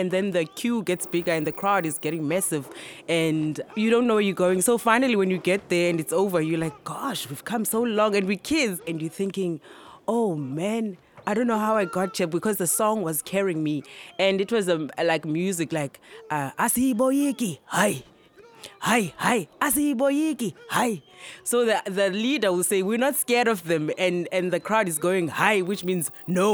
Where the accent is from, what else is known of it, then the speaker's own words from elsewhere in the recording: East London, Eastern Cape, South Africa; I grew up in East London in a township called Mdanzane